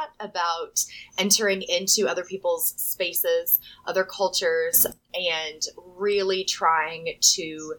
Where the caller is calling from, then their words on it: Tennessee, United States; I am joining you from Northeast Tennessee.